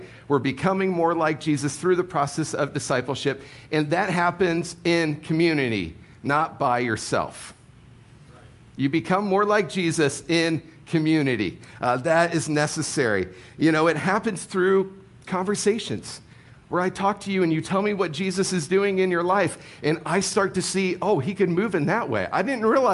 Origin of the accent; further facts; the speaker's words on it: Ohio, United States; moved away; I grew up in Ohio